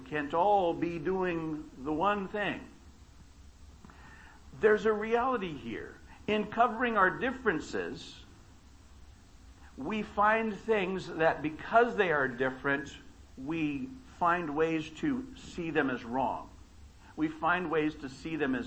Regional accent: Baker, California, United States; I grew up in Baker, California, not Bakersfield.

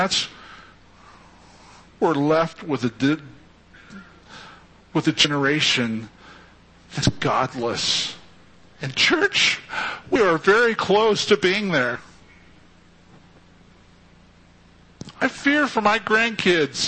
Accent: Fresno, California, United States; we were dysfunctionally close growing up in Fresno together

